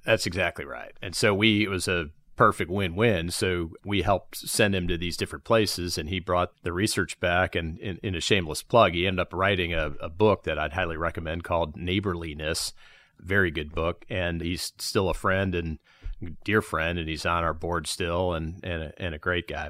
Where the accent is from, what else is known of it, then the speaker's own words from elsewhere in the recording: Chicago, Illinois, United States; now in Charlotte, United States; We grew up in South Chicago.